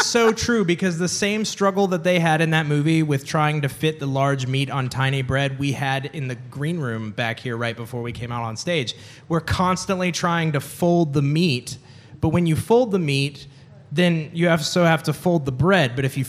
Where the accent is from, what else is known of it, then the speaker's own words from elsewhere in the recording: United Kingdom; I'm actually British.